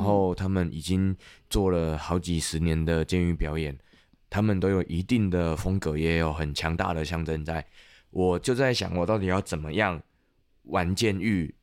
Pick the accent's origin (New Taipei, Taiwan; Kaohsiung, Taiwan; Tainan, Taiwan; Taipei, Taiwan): Tainan, Taiwan; 我是台南人